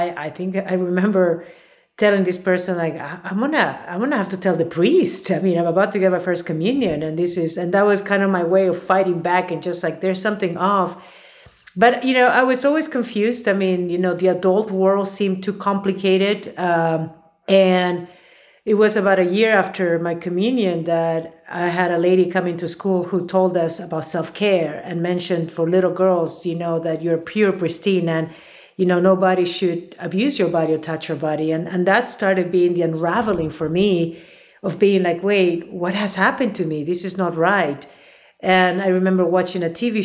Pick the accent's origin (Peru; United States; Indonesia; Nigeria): Peru; Lima; moved away; I was born and raised in Lima, Peru.